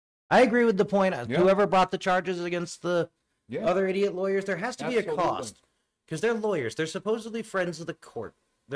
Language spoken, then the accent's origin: English; the South, United States; No, because I grew up in the South